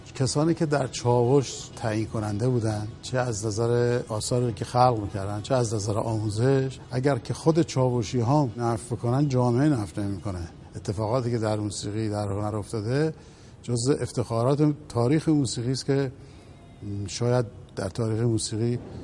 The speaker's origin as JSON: {"language": "Persian", "country": "Iran", "said": "تو وطن خودم تو کشور خودم"}